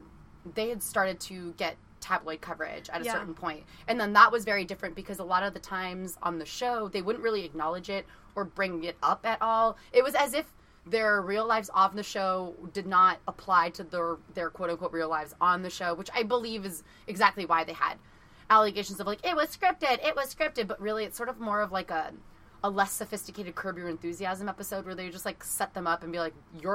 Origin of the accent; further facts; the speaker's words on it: West Coast, United States; We're both first generation from French moms, and except that Emily grew up on the East Coast and I grew up on the West Coast.